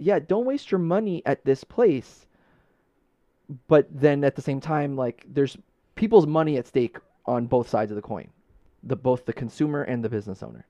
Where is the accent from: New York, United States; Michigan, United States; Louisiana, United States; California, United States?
New York, United States; New York City; now in Long Island, United States; growing up in Brooklyn